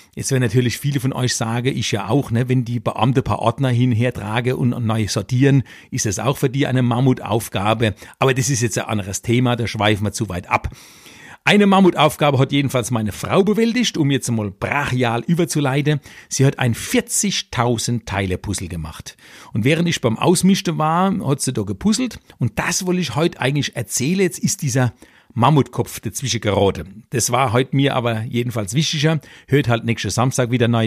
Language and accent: German; Electoral Palatinate, Kurpfalz, Germany; also born or lived in Weinheim; als Kurpfälzer Kabarettist